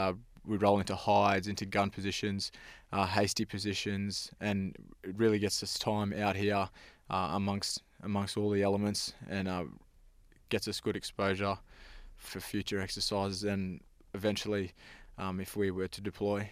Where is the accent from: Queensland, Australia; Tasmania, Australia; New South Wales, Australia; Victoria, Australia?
Queensland, Australia; Thursday Island; I'm Torres Strait Island. I grew up on Thursday Island.